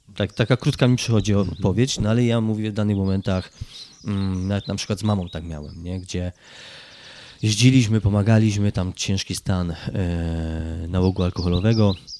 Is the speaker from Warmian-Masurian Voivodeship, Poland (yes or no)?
no; Kraków, Lesser Poland, Poland; pochodzę z Krakowa